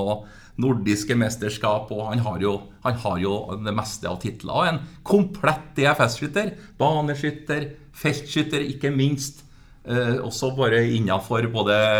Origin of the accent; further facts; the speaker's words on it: Steinkjer, Trøndelag, Norway; accent: Trønder; der jeg vokste opp, eh, i Steinkjer kommune